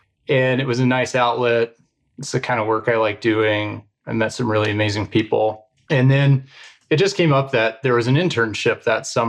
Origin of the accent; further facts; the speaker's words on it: Arkansas, United States; also born or lived in Texas Panhandle, Texas; I grew up in the Texas Panhandle and then in Arkansas for most of my childhood.